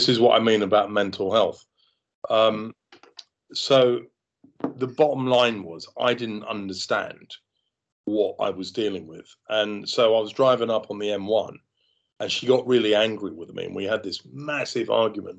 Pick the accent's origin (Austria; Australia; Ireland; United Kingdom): United Kingdom; London; me growing up in London